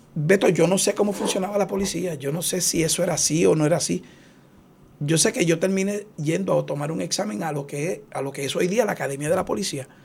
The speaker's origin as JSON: {"language": "Spanish", "town": "Aguas Buenas", "country": "Puerto Rico", "lives_now": "Cidra, Puerto Rico", "said": "yo soy de Aguas Buenas. Eh, ahora resido en Sidra"}